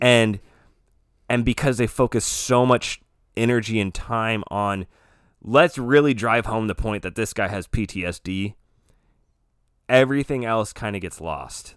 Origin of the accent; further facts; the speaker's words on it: United States; I'm an American